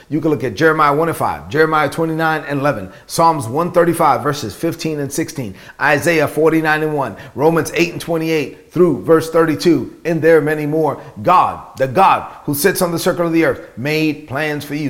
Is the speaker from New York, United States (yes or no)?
yes; New York City, New York, United States; growing up in Brooklyn, son of immigrant parents, being raised on public assistance